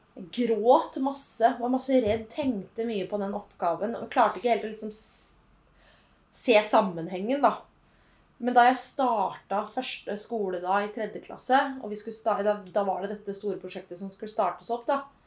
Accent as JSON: {"language": "Norwegian", "town": "Holmestrand", "region": "Vestfold", "country": "Norway", "tie": "born or raised there", "also_born_or_lived": "Oslo", "moved": "as an adult", "said": "jeg kommer jo fra Holmestrand, da, en liten by i Vestfold. Vestfold. Represent. og har bodd der fram til jeg var 21 år"}